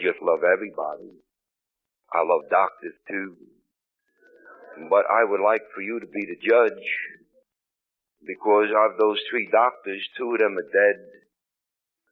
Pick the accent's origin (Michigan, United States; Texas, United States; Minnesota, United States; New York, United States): New York, United States; New York City; I come from Brooklyn